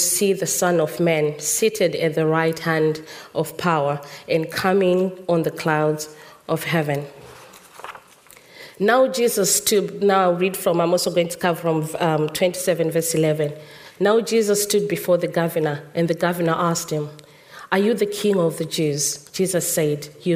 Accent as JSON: {"language": "English", "country": "Zimbabwe", "tie": "born or raised there", "moved": "yes", "said": "In our Zimbabwean culture, I was born in Zimbabwe"}